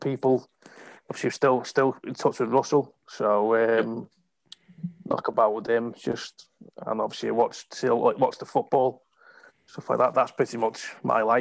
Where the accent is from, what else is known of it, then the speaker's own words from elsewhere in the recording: England, United Kingdom; moved away as an adult; typical Englander